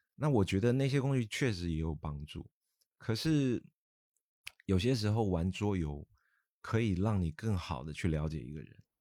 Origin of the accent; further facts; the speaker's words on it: Taiwan; now in Guangzhou, China; 我来自台湾，那我在，呃，内地生活也非常多年了。我现在都称呼自己是，来自台湾的广州人嘛，啊，因为广州已经像是我第二个家了